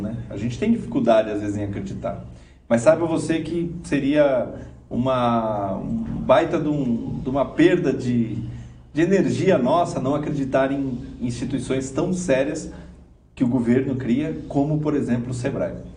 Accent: Brazil; nosso DNA como brasileiros

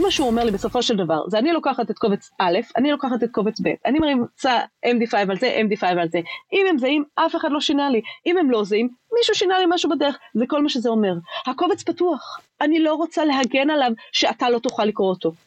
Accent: Israel; אנחנו כישראלים

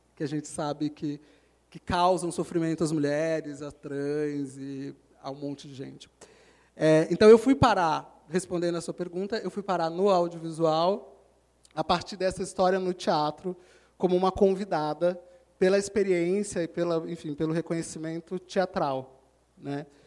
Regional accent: Rio de Janeiro, Brazil; moved away as an adult; now in São Paulo, Brazil; Eu sou carioca, como meus colegas aqui

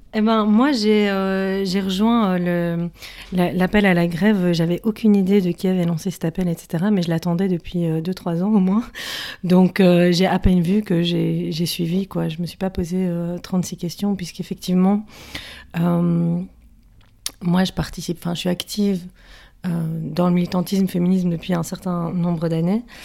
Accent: Brussels, Brussels-Capital Region, Belgium; moi, je suis bruxelloise et je suis née à Bruxelles. Et donc, ça fait un certain nombre d'années, euh, presque 30 ans, que je suis à Bruxelles

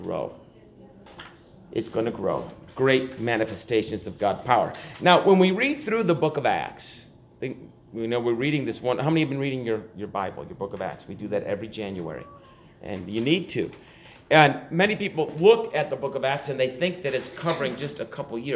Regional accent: Buffalo, New York, United States; I grew up in Buffalo

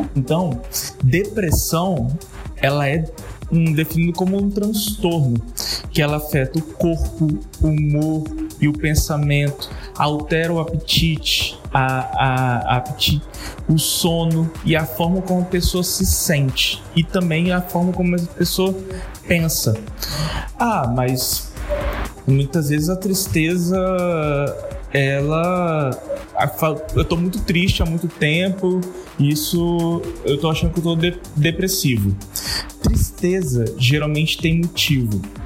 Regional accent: Vitória, Espírito Santo, Brazil; sou de Vitória, aqui no Espírito Santo

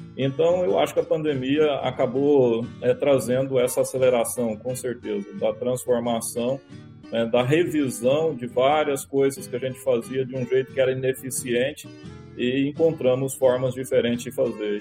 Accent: Firminópolis, Goiás, Brazil; also born or lived in São Luís de Montes Belos / Goiânia; Eu sou goiano do interior de Goiás, é uma cidade chamada Firminópolis, né? Nasci numa família humilde

